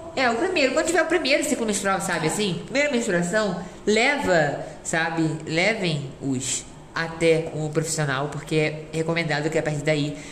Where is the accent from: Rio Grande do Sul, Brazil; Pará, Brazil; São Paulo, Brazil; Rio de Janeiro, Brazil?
Rio de Janeiro, Brazil; Eu sou carioca